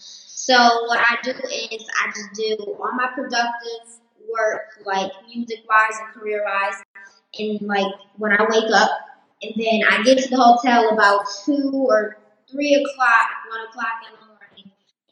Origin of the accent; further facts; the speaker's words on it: Detroit, Michigan, United States; No, I'm from Detroit, Michigan.